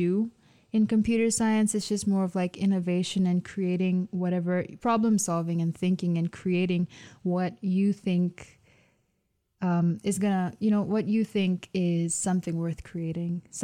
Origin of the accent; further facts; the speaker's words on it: Zambia; now in Michigan, United States; Growing up in Zambia, it's pretty loud.